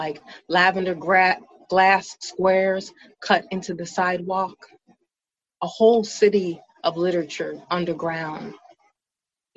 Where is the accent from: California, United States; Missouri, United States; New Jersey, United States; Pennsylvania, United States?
Pennsylvania, United States; Philadelphia; now in Seattle, United States; I come from Philadelphia, a city defined by cobblestones and connections to our country's history